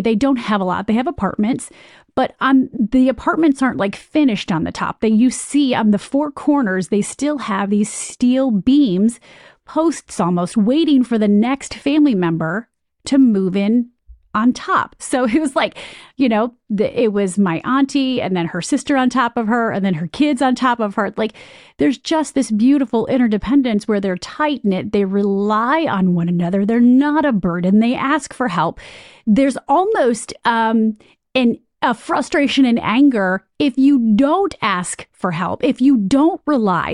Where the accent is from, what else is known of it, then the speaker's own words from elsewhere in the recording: Michigan, United States; moved away as an adult; also born or lived in Ohio / Chicago / New York; I'm from Michigan